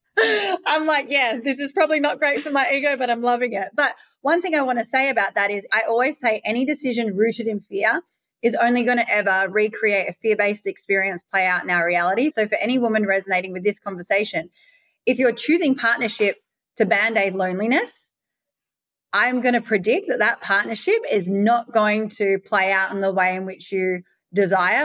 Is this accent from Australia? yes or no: yes; Perth, Western Australia, Australia; moved away; also born or lived in Bali; I'm from Perth, Western Australia